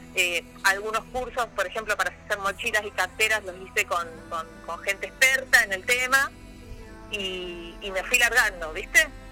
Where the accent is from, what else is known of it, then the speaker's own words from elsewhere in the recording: Río Gallegos, Santa Cruz, Argentina; also born or lived in Puerto Deseado / Caleta Olivia / Comodoro Rivadavia / Bariloche; soy nacida en Río Gallegos, criada en la Patagonia.